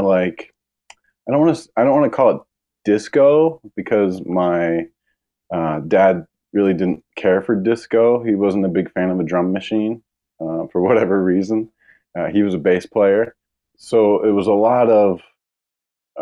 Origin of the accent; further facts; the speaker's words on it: Hershey, Pennsylvania, United States; moved away; also born or lived in Camp Hill, Pennsylvania; I grew up in Pennsylvania, central Pennsylvania. Was born in Camp Hill, Pennsylvania, and then lived and grew up in Hershey, Pennsylvania.